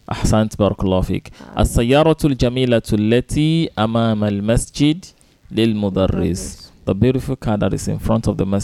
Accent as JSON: {"language": "English", "region": "Osun", "country": "Nigeria", "lives_now": "Lagos, Nigeria", "said": "I am from Osun State. I am from Osun State."}